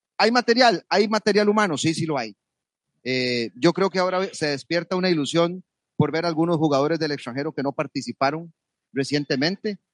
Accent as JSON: {"language": "Spanish", "country": "Costa Rica", "said": "nosotros como costarricenses"}